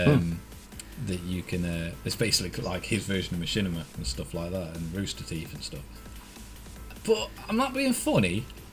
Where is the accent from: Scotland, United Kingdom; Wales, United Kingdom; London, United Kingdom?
Wales, United Kingdom; Welsh; I'm Welsh